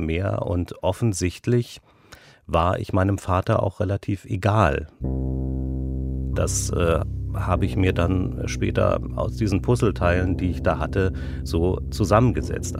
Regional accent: Berlin, Germany; Geboren bin ich in Berlin-Kaulsdorf. Dann haben wir in äh, Friedrichshain gelebt

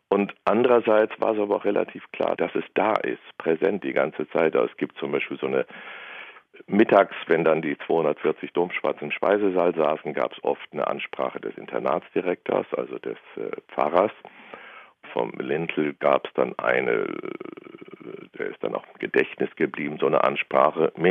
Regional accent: Northern Germany, Germany; now in Bavaria, Germany; vor allem ich als Norddeutscher in Bayern, habe ich mich natürlich erstmal ganz fürchterlich fremd gefühlt.

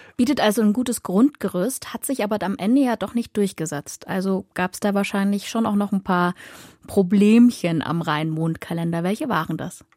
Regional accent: Dresden, Saxony, Germany; moved away; also born or lived in Cologne; in meiner Heimatstadt Dresden

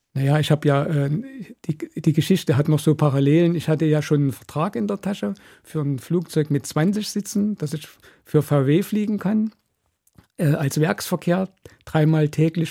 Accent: East Germany, Germany; als Ostdeutscher

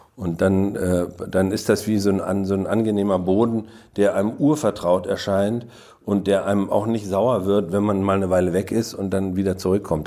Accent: Mecklenburg-Vorpommern, Germany; weil man falsch platt spricht als Mecklenburger

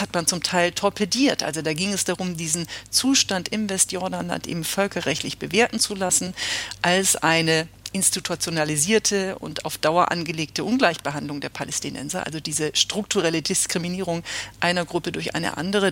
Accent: Germany; als Deutsche

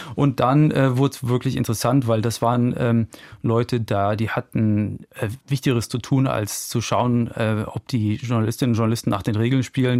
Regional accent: Germany; in der Eifel, wo ich herkomme

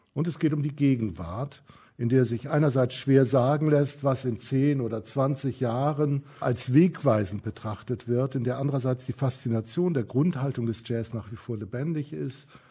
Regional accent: Kiel, Schleswig-Holstein, Germany; Ich komme, wie gesagt, aus Kiel, bin aufgewachsen

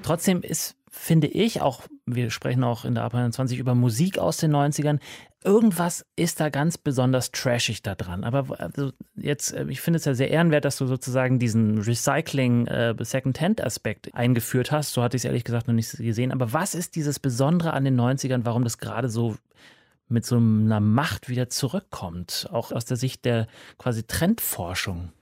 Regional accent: Munich, Bavaria, Germany; München, meine Geburtsstadt.

